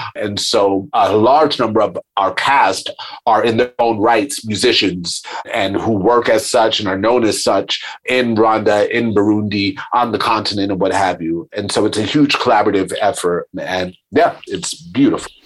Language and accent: English; New York, United States; I, am a New Yorker. I grew up in New York